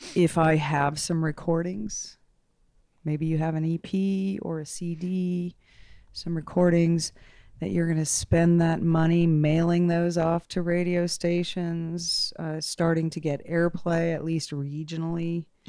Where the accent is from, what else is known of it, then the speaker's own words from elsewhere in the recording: Portland, Maine, United States; moved away as an adult; also born or lived in Denver / New Orleans / Guatemala / Austin; now in Fort Collins, United States; I grew up in Portland, Maine.